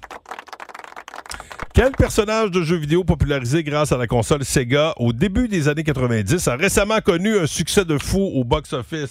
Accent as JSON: {"language": "French", "area": "Gaspésie", "region": "Quebec", "country": "Canada", "accent": "Gaspésien English accent", "said": "mon accent anglais gaspésien"}